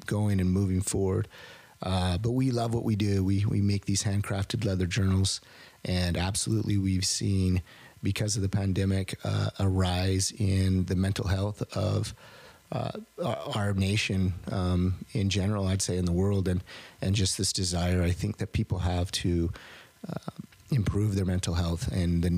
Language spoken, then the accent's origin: English; Southern Utah County, United States; also born or lived in Lovell, Wyoming; I was born in Wyoming, lived in Utah most of my life